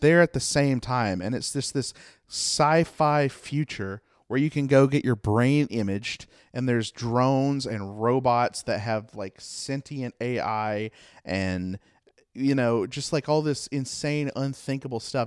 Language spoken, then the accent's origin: English; Mount Airy, United States; I come from Mount Airy